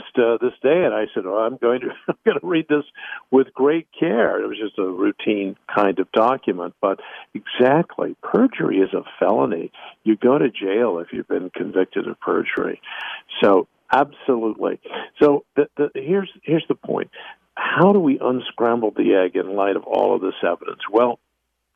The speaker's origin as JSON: {"language": "English", "region": "Texas", "country": "United States", "said": "I'm a Texan who lives in Texas"}